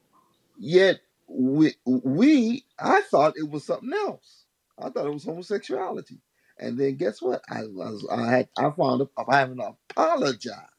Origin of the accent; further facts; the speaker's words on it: United States; being an American